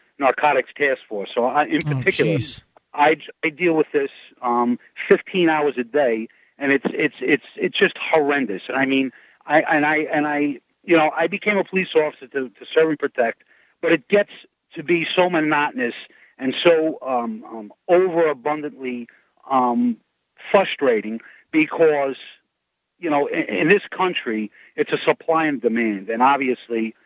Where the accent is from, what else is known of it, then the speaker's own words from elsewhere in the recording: New York, United States; being born and raised in New York and being a police officer